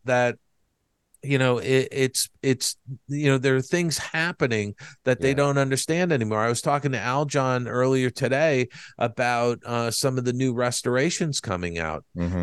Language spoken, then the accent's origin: English; East Coast, United States; moved away; I grew up on the East Coast